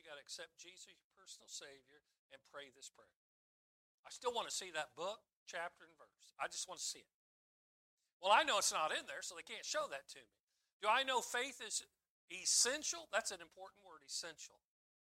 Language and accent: English; Wellington, Kansas, United States; also born or lived in Winfield, Kansas; I was born in Wellington, Kansas